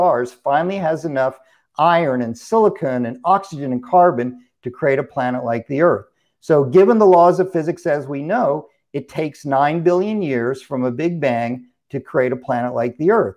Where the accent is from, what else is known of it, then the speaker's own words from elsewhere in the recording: California, United States; moved away; I'm originally from California